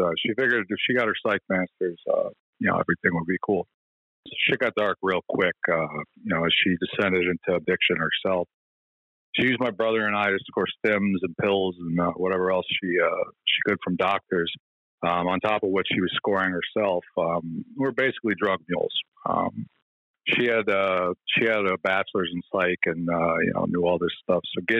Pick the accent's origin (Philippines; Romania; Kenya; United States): United States; Midwest; I was born in the Midwest